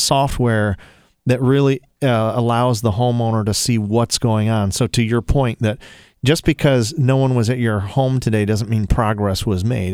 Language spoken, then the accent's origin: English; Toledo, Ohio, United States; I'm from Toledo